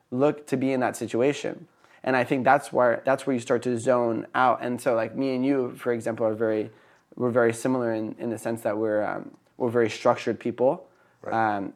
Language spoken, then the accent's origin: English; Philadelphia, Pennsylvania, United States; also born or lived in Napa Valley, California; I grew up partially in Philadelphia and partially in Napa Valley.